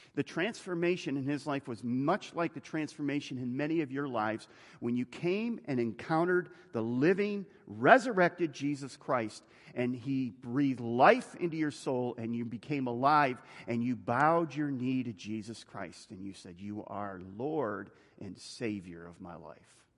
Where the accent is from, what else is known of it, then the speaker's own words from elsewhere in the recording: United States; I'm an American